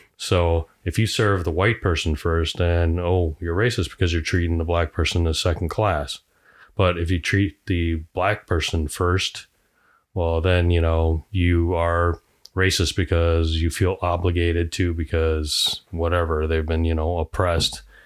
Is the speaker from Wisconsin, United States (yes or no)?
yes; Sun Prairie, Wisconsin, United States; I'm from Sun Prairie